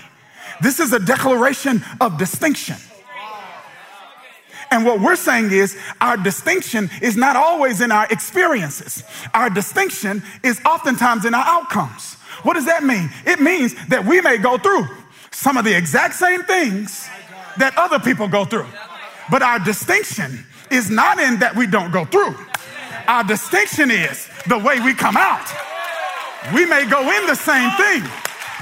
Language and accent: English; Kilmichael, Mississippi, United States; I'm from Kilmichael, Mississippi. Population 630 people